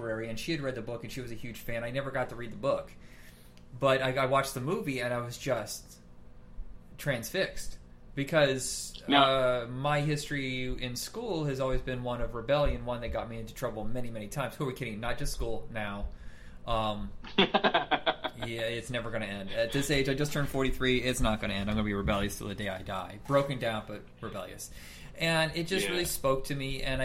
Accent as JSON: {"language": "English", "region": "Indiana", "country": "United States", "tie": "born or raised there", "said": "I grew up in Indiana and we're very mainstream there"}